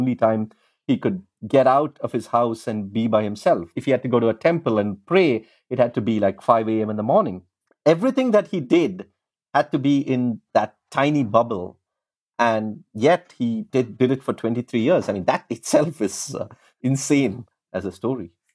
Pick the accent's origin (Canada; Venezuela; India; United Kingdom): India; when I was growing up in India